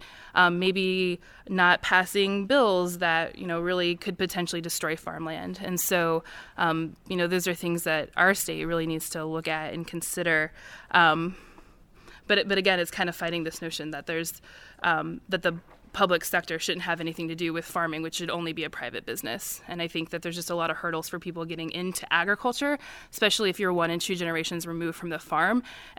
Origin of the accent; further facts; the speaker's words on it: Midwest, United States; as it would have been in my family in the Midwest, I'm originally from the Midwest.